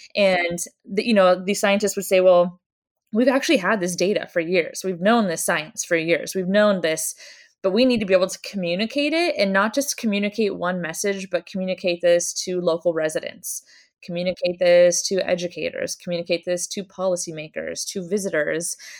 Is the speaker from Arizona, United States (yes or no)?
no; Oregon coast, United States; I grew up on the Oregon coast